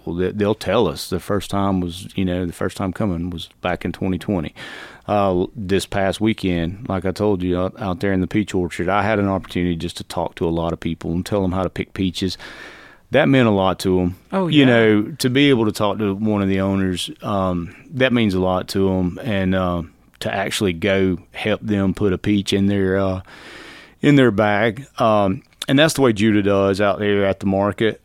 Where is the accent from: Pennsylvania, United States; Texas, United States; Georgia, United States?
Georgia, United States; Alto; I'm from Alto, from L.A.